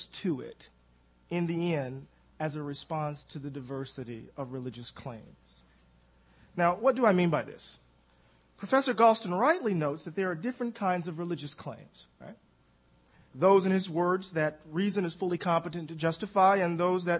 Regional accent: Mississippi, United States; I'm from Mississippi

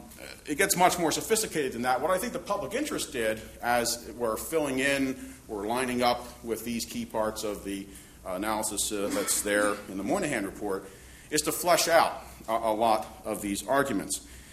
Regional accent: Philadelphia, Pennsylvania, United States; In my hometown of Philadelphia

